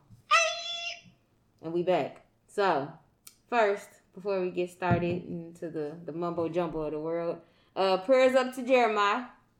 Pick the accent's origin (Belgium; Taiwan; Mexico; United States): United States; Indiana; Y'all know I'm from Indiana.